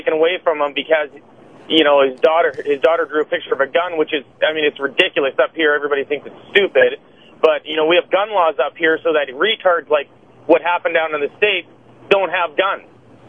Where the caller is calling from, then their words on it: Canada; I'm calling from Canada